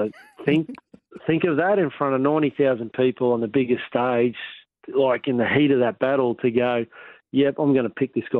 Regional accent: Rockhampton, Queensland, Australia; another Rockhampton boy

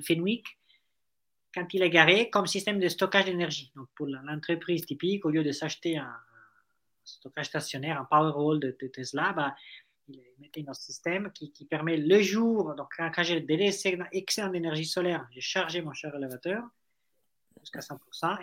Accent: Italy; accent: Italian; French is a second language; moved away as an adult; now in France; Moi, je suis italien

